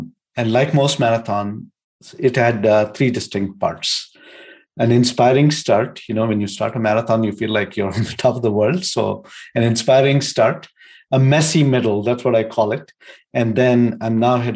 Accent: India; moved away as an adult; also born or lived in Bangalore / Michigan, United States / Denver, Colorado, United States; now in United States; I grew up in India, and just after college, I had the opportunity to come to the United States

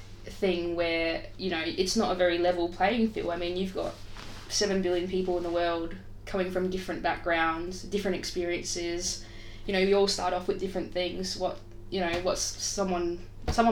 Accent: Adelaide, South Australia, Australia; I'm from Adelaide, South Australia.

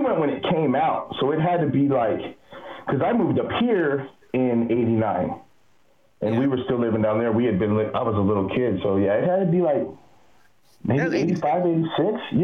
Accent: Inland Empire, California, United States; also born or lived in Canton, Ohio; I grew up in the Inland Empire, like Rialto, San Bernardino, Highland, all that area.

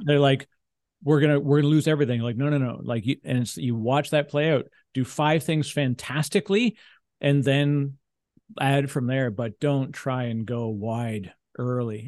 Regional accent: Canada; I'm a Canadian

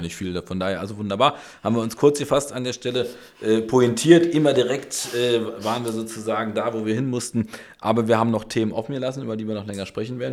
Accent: Berlin, Germany; ich bin Berliner, Urberliner, ich habe Berlin erfunden

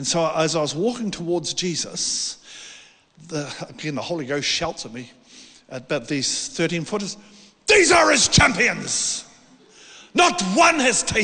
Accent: South Island of New Zealand, New Zealand; I'm from the South Island of New Zealand, little town there

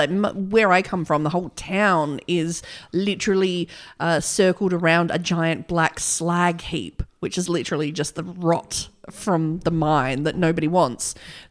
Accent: Australia; Well, we're Australian.

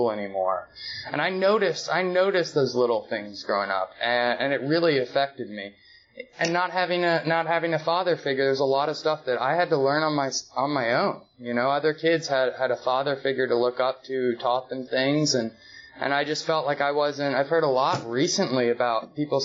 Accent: Marietta, Georgia, United States; I was born and raised in Atlanta, just outside of Atlanta, Marietta

